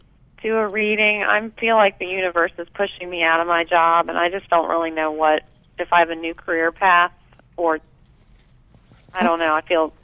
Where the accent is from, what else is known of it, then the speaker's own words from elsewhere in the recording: Northern Virginia, United States; now in Maryland, United States; I'm in Maryland, but I'm from Northern Virginia